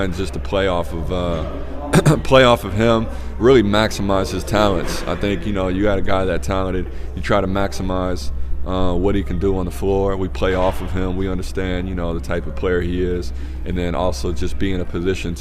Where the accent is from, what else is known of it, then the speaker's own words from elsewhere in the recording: Peoria, Illinois, United States; now in Oakland, United States; Peoria is my hometown